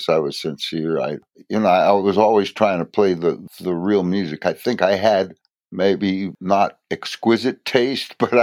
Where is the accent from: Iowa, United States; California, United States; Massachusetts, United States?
California, United States; San Francisco; moved away; also born or lived in Chicago; growing up in San Francisco